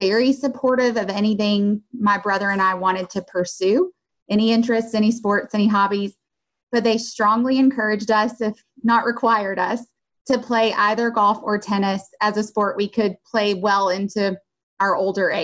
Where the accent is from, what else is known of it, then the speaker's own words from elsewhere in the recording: Covington, Georgia, United States; moved away as an adult; also born or lived in Winston-Salem, North Carolina; Covington, Georgia, which is ironically my hometown.